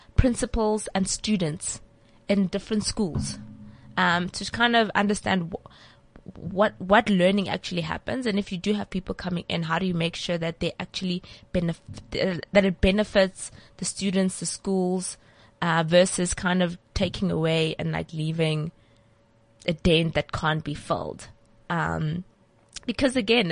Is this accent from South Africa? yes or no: yes; Polokwane, Limpopo, South Africa; Polokwane. Well, that's where I grew up.